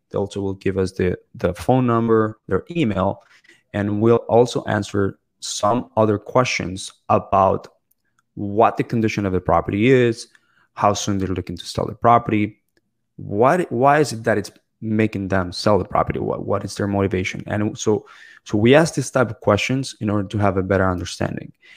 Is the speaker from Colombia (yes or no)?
yes; Bogota, Colombia; also born or lived in Toronto, Canada / Ottawa, Canada / Michigan, United States; now in South Florida, United States; I was born in Bogota, Colombia. I currently live in South Florida